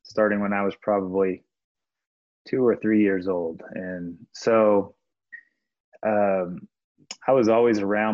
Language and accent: English; Warrensburg, Missouri, United States; I grew up in Warrensburg, Missouri